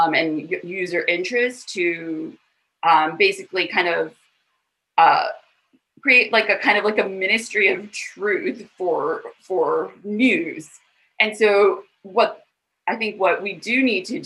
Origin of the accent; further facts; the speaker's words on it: Australia; we as Australians